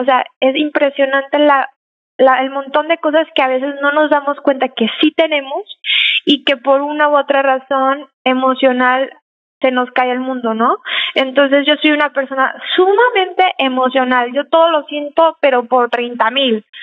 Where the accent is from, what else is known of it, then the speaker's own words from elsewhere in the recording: Mexico; now in San Antonio, United States; yo nací aquí, pero me crié en México